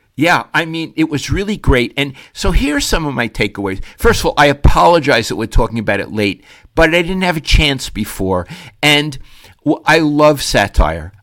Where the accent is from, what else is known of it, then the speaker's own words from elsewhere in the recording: Avenue L, New York, United States; moved away; I grew up on Avenue L at one end